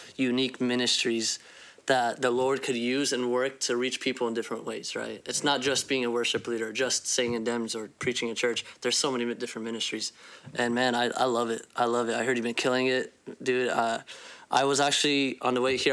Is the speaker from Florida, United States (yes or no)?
no; Phoenix, Arizona, United States; I am from Phoenix, Arizona